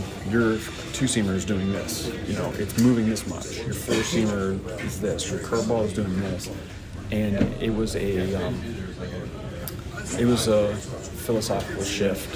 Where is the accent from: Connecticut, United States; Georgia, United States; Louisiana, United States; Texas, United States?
Connecticut, United States; Trumbull; also born or lived in Flemington, New Jersey; I grew up in Trumbull, Connecticut